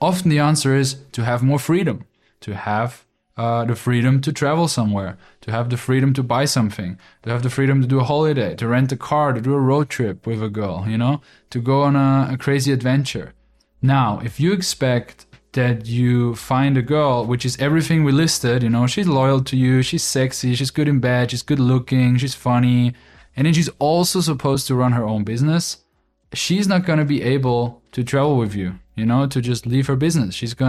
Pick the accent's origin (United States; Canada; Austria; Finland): Austria; English is a second language; So where I'm from Austria, that is very logical to think like that, you know